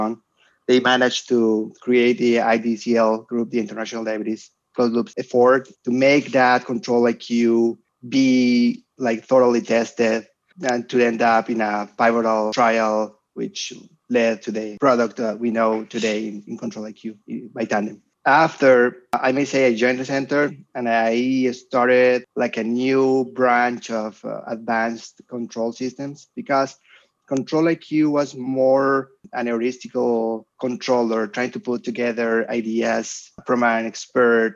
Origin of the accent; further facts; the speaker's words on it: Colombia; moved away as an adult; also born or lived in Germany; I went back to Colombia. I got my professorship in my hometown